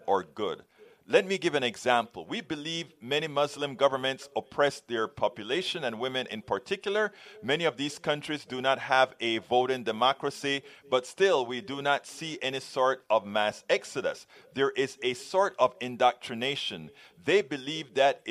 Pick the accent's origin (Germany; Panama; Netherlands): Panama; we are from Panama